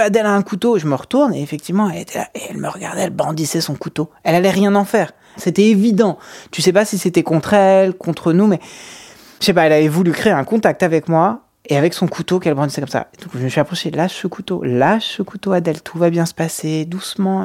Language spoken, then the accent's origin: French; France; on est français